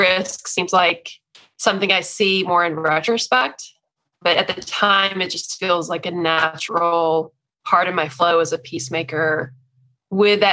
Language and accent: English; Texas, United States; accent: Texan; moved away as an adult; now in Philadelphia, United States; I was a lifelong Texan. So that explains the accent.